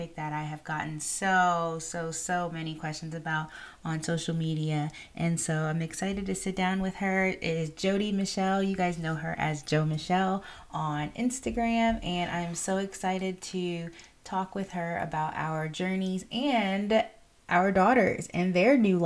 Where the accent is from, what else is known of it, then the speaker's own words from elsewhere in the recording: Florida, United States; moved away; I'm from Florida